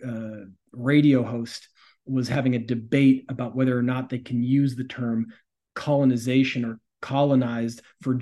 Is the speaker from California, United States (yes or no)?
yes; the Bay Area, California, United States; I'm from the Bay Area